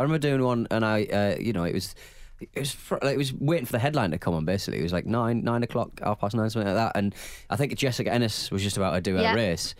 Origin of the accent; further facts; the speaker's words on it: Wales, United Kingdom; We're Welsh.